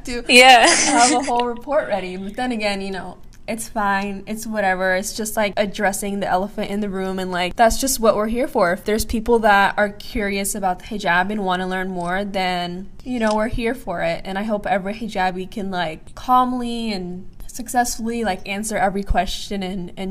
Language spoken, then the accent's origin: English; Palestine; now in United States; I'm from Palestine.